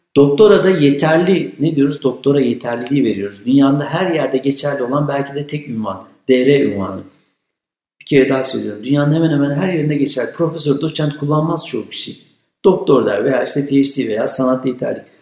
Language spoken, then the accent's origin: Turkish; Kütahya, Turkey; Kütahya gibi e, çok güzel memleketim hiç itirazım yok ama denizimiz, dağımız yok da bizim